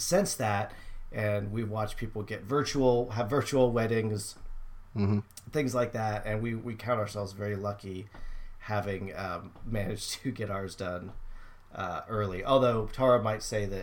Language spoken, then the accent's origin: English; California, United States; moved away; I grew up in California, which is not at least the area I lived was not known for snow.